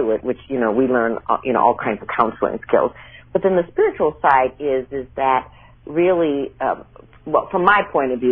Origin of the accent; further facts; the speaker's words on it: Minnesota, United States; moved away; also born or lived in New York / California; I grew up in Minnesota